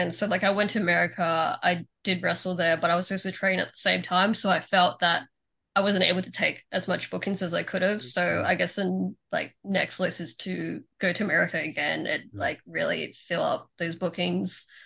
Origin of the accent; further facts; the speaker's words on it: Philippines; I'm Filipino, of course I am.